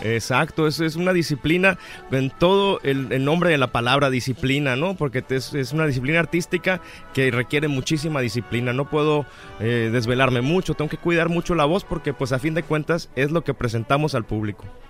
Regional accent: Mexico; also born or lived in Mexico City; somos muchos los mexicanos que andamos por el mundo cantando

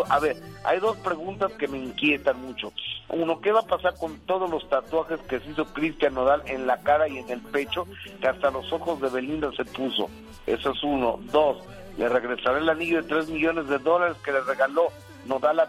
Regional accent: Mexico; así somos los mexicanos

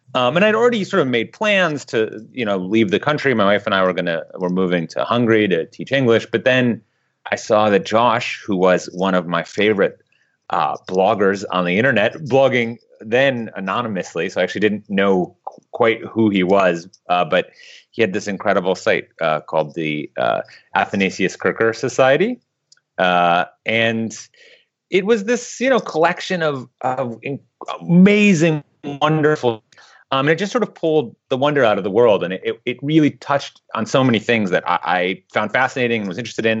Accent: Midwest, United States; moved away; also born or lived in Eastern Europe; I grew up in the Midwest

